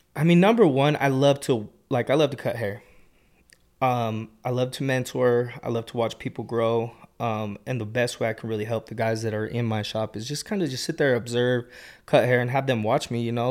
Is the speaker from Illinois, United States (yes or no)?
no; Kearns, Taylorsville, West Jordan, Utah, United States; I grew up in Kearns, Taylorsville, and, like, West Jordan area